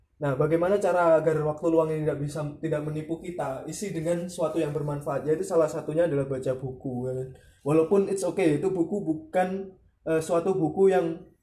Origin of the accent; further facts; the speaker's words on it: Nganjuk, East Java, Indonesia; kampung saya tepatnya di Nganjuk